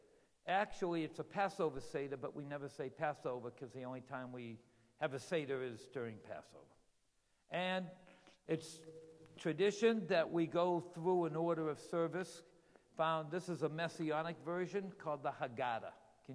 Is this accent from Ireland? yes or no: no; Israel; now in United States; Because you know where my home country is? It's Israel. So I'm a foreign, so now, yeah, you've met a foreign missionary here in the United States, you know?